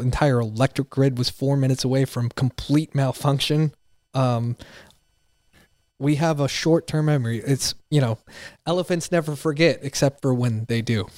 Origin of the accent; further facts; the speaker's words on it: Pennsylvania, United States; also born or lived in Montgomery County, Texas; now in Texas, United States; I'm from Pennsylvania.